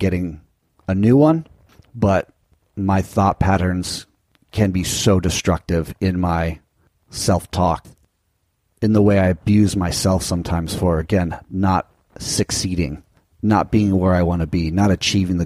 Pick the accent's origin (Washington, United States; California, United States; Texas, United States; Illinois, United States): California, United States; Southern; Growing up in Southern California